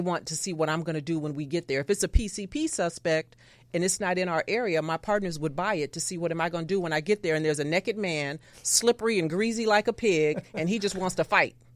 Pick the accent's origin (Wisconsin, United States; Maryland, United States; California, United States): California, United States; Los Angeles; I grew up in South Central Los Angeles